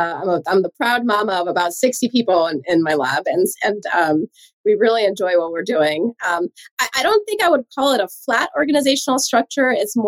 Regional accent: Sweden; English is a second language; moved away as an adult; also born or lived in Hawaii; So I moved across the world from Sweden all the way to Hawaii.

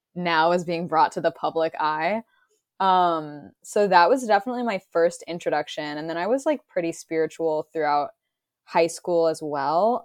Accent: Massachusetts, United States; my hometown in Massachusetts

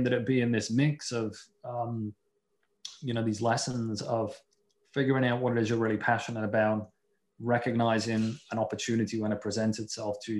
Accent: Liverpool, North West England, United Kingdom; now in Seattle, United States; I'm originally from Liverpool in the UK, you know, home of the world's greatest football team

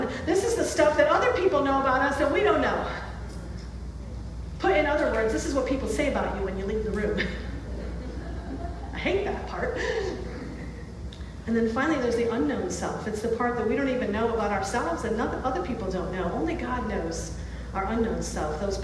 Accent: Rochester, New York, United States; moved away as an adult; also born or lived in New Hampshire; I grew up in Rochester, went to college in New Hampshire

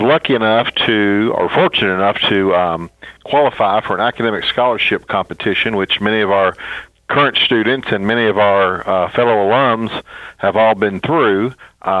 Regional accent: Henderson, Kentucky, United States; I was a senior at Henderson County High School

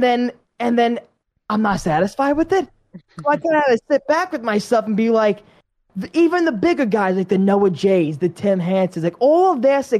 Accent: New York, United States; growing up in New York

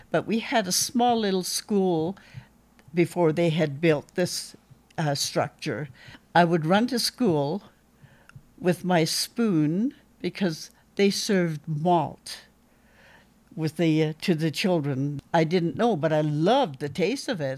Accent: Hartley Bay, British Columbia, Canada; I was, uh, born and raised in Hartley Bay

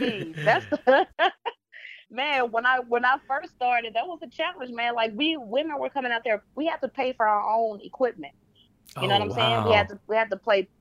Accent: Pine Bluff, Arkansas, United States; moved away; also born or lived in Dallas; I was born and raised in Pine Bluff, Arkansas

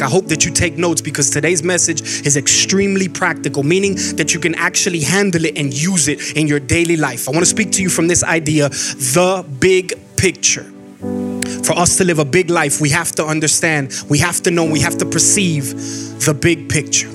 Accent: Miami, Florida, United States; moved away as an adult; now in Georgia, United States; I'm from Miami, Florida. We don't get snow. We've never gotten snow a day in our life

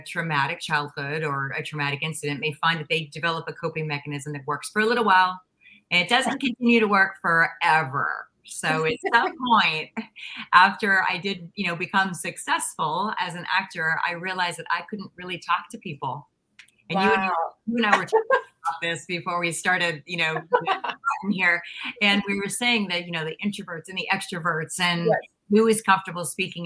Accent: Pittsburgh area, Pennsylvania, United States; moved away; also born or lived in Los Angeles; I was born in Pennsylvania, so we won't go quite that thoroughly back to like my birth, but I'm from Pittsburgh, and so I'm from a small town outside of a really Midwestern city

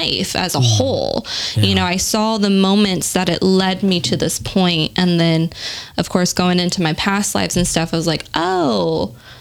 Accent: San Diego, California, United States; also born or lived in Orange County; I grew up in San Diego, had my first therapist there. When I moved to Orange County

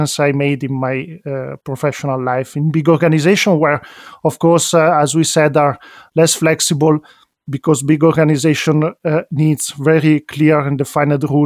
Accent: Milan, Lombardy, Italy; also born or lived in Venice; I'm an Italian citizen, as I was born in Venice, grew up in Milano

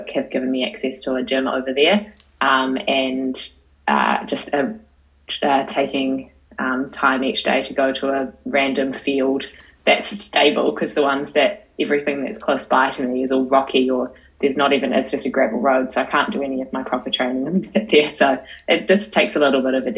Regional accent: Paraparaumu, Wellington, New Zealand; I'm from the Kapiti Coast.

